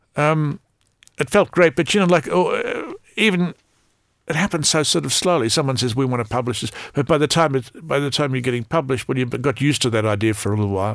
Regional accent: Australia; as an Australian

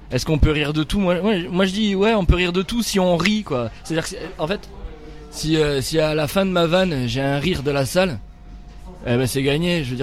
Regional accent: Milhaud, Occitania, France; moi je suis un, petit gars de la banlieue de Nîmes. Voilà, je suis né à la j'ai grandi à Millau dans le Gard. C'est un petit, un petit village de banlieue

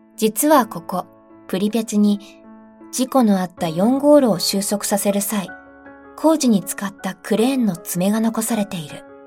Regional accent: Fukushima, Japan; 私の地元は福島だ

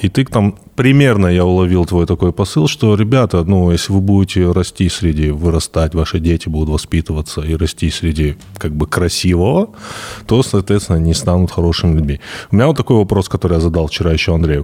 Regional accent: Vladikavkaz, North Ossetia–Alania, Russia; я вырос в Владикавказе

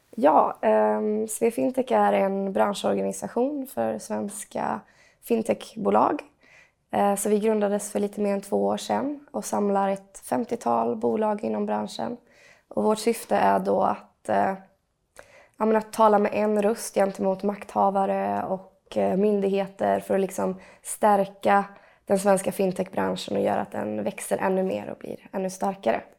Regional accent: western Sweden, Sweden; moved away as an adult; also born or lived in Gothenburg; now in Stockholm, Sweden; jag är från Västsverige, uppvuxen på en gård

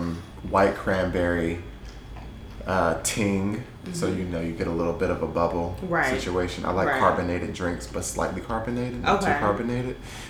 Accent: New Jersey, United States; now in New York, United States; I live in New York. I'm from New Jersey originally.

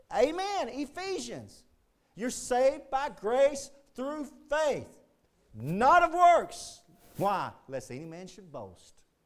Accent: Texas, United States; being a Texan

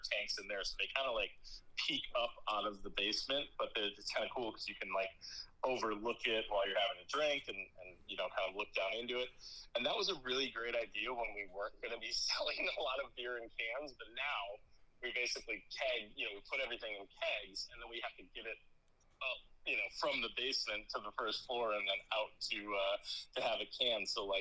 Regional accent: Milwaukee, Wisconsin, United States; moved away as an adult; now in Madison, United States; I'm from Milwaukee area originally

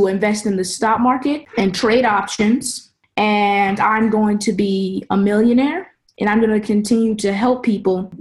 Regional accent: St. Louis, United States; now in Germany; I'm from St. Louis, Mississippi.

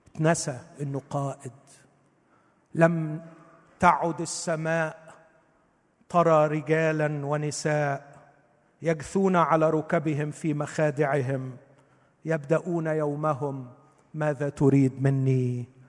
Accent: Egypt

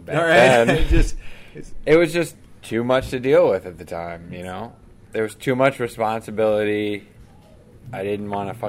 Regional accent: Chicago, Illinois, United States; also born or lived in Alsip, Illinois / Evergreen Park, Illinois; Well, I was born in Chicago.

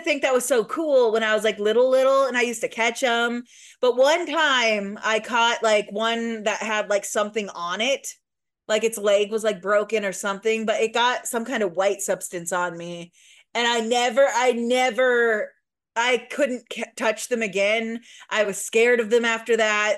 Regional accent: Midwest, United States; accent: slight Midwest; now in Louisville, United States; I think we both have a slight Midwest accent

